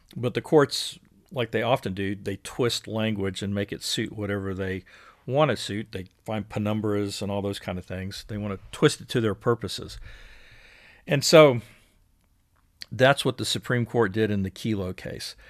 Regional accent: Houston, Texas, United States; now in Austin, United States; I'm a Houston guy originally. Live in Austin or live outside of Austin now

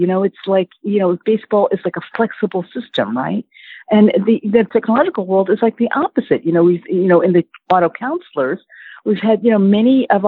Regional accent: Yonkers, New York, United States; we grew up in Yonkers, New York

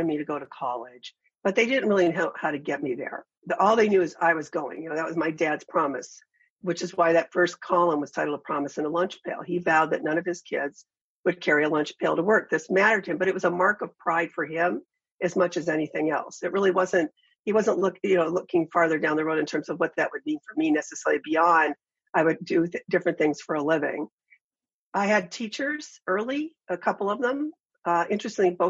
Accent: Ashtabula, Ohio, United States; moved away; It was 26,000 when I was there

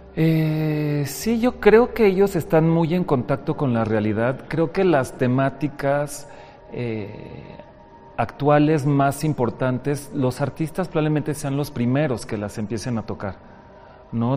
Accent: Mexico; also born or lived in Panama / Europe; Nací en Panamá, soy, soy de un origen muy mezclado, ¿no? Mis cuatro abuelos vienen de países diferentes. Entonces yo nací en Panamá, mi mamá es panameña, pero llegué a México

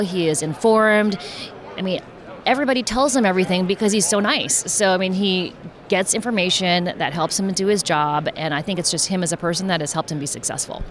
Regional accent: Bay Area, California, United States; I'm from the Bay Area. The family is from the Bay Area.

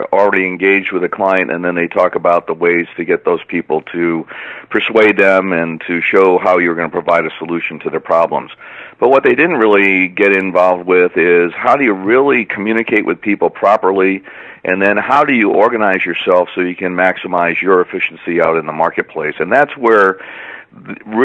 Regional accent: Rhode Island, United States; moved away as an adult; also born or lived in Boston; Well, I grew up in Rhode Island, went to school in Boston

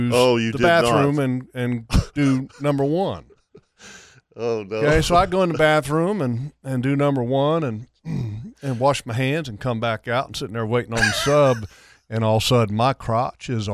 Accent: Sterling, Virginia, United States; moved away; friends of mine that are that I grew up with in Sterling, Virginia

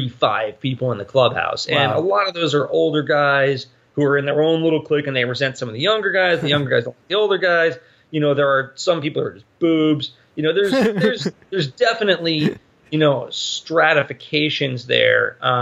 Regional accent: Rye Brook, New York, United States; I grew up in Rybrook, New York

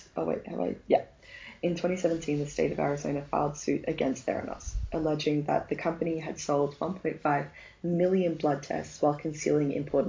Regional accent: Australia; To be honest, as an Australian

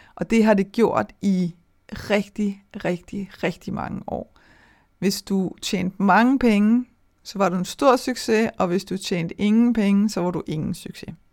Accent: Denmark; vi danskere

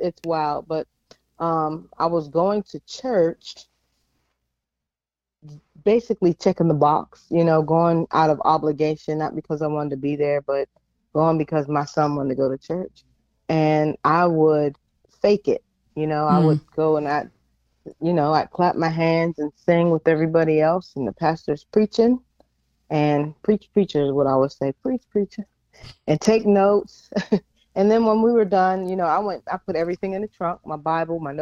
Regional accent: Pittsburgh, Pennsylvania, United States; now in Norfolk, United States; I am originally from Pittsburgh, PA. I live in Norfolk, Virginia

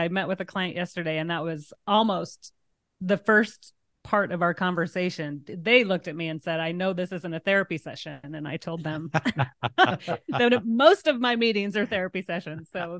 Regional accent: Tecumseh, Nebraska, United States; born there; I was born in Tecumseh. So we, always went as a child.

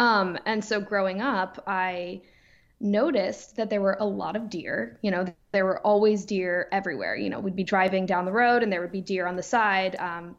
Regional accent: New York, United States; I grew up on the East End of Long Island, which a lot of people know as the Hamptons. You know, year round, it's a small town just like any other

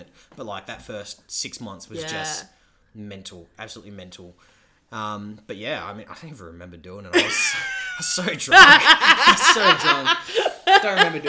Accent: Australia; also born or lived in England; I'm Australian, but like, I mean, I was also born in England.

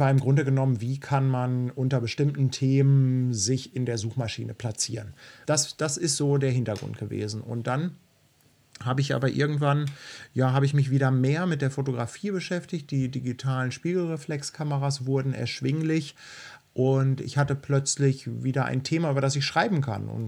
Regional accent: Bielefeld, North Rhine-Westphalia, Germany; moved away as an adult; now in Hamburg, Germany; Ich bin kein Hamburger Kind, weil ursprünglich komme ich ja aus Bielefeld.

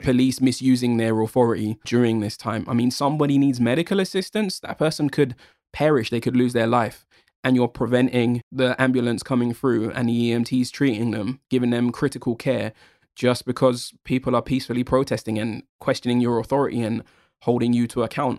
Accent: United Kingdom; I'm a British born Jamaican.

